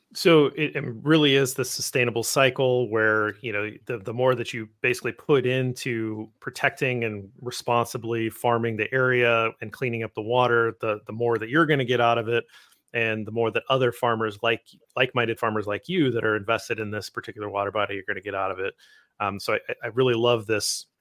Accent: Midwest, United States; I'm from the Midwest

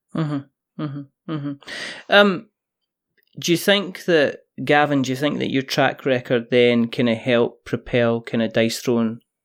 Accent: Scotland, United Kingdom; I'm Scottish

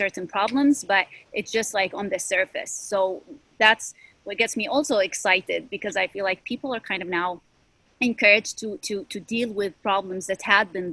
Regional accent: Syria; moved away as an adult; now in Chicago, United States; I was born and raised in Syria

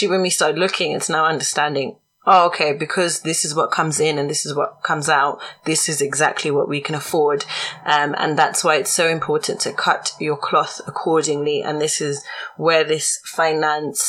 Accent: Zimbabwe; I'm from Zimbabwe

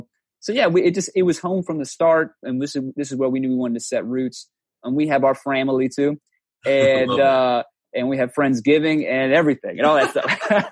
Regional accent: New Orleans, Louisiana, United States; moved away as an adult; now in Baton Rouge, United States; So I'm from New Orleans. You know, I grew up in New Orleans. my whole life spent it there. Came up to Baton Rouge for LSU

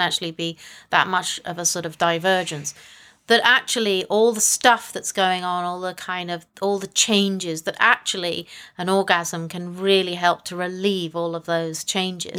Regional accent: England, United Kingdom; I am from England.

